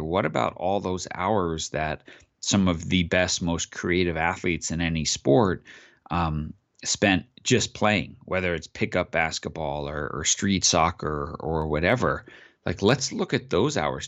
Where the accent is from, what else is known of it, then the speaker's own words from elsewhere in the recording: Long Island, New York, United States; I grew up on Long Island